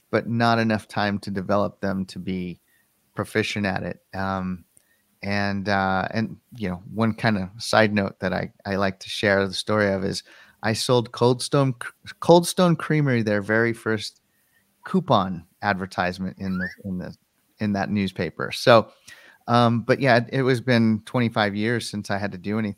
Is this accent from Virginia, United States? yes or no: no; Colorado, United States; the company relocated our Denver offices to Connecticut, and I wanted to stay here in my home state.